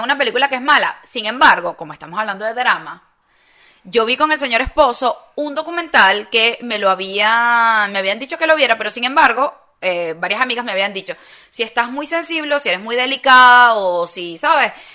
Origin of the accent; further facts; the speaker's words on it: Venezuela; moved away; nosotros que venimos de Venezuela